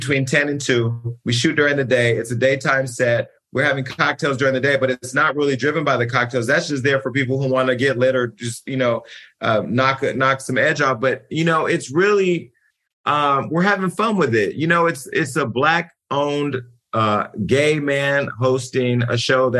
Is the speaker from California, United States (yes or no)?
yes; California, United States; I'm from California